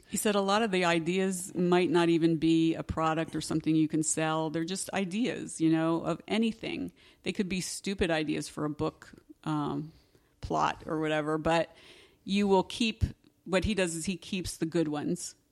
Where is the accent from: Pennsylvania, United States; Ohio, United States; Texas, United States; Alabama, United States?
Pennsylvania, United States; I'm from Pennsylvania